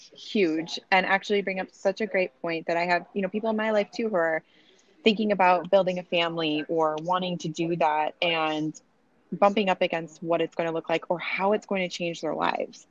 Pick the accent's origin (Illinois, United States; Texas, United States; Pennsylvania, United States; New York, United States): Illinois, United States; Chicago; now in Boise, United States; right now, I live in Boise, Idaho. I'm originally from Chicago